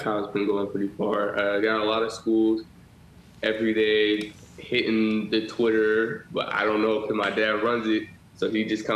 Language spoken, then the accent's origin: English; San Diego, California, United States; also born or lived in the South; I'm in my hometown